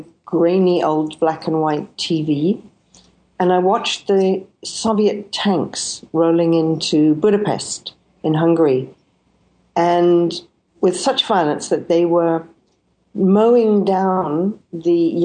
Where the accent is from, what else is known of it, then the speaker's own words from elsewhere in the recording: Scotland, United Kingdom; I was born in Scotland